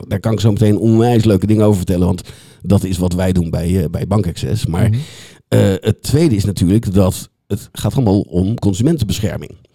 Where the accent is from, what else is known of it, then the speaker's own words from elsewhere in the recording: The Hague, South Holland, Netherlands; ik kom uit Den Haag, dus af en toe moet ik een, een, eh, een Haagse woord er, eh, eruit laten.